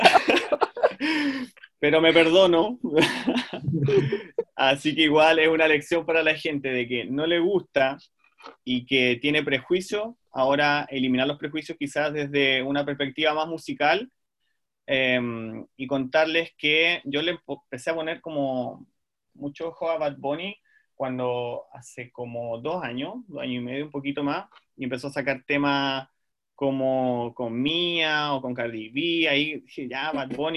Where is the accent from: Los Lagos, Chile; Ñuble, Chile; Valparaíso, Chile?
Los Lagos, Chile; Puerto Montt; soy de Puerto Montt